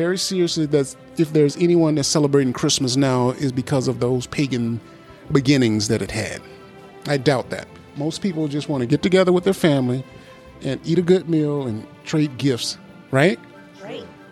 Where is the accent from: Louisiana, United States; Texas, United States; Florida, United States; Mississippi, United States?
Mississippi, United States; I grew up in Mississippi in the 60s and 70s